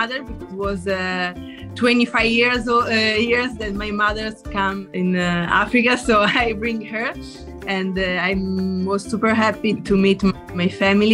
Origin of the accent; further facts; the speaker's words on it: Italy; from Italy